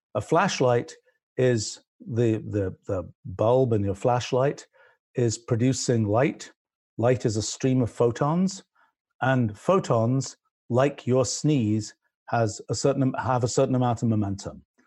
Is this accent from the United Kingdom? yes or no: yes; England, United Kingdom; accent: British; moved away; I grew up in England